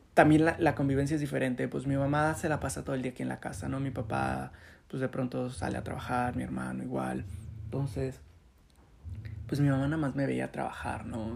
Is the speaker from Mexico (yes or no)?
yes; Chetumal, Quintana Roo, Mexico; also born or lived in Cancún; yo nací en Chetumal y me fui a vivir a, a Cancún para estudiar la universidad